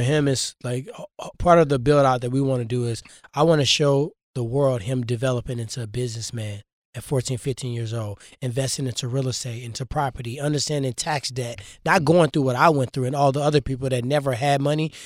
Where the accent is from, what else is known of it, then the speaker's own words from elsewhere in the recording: Ferguson, Missouri, United States; I grew up in Ferguson.